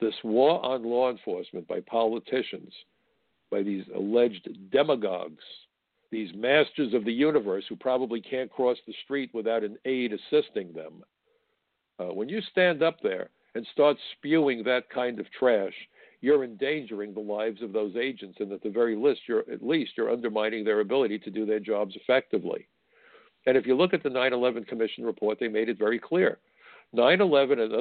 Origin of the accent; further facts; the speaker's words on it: United States; I'm an American.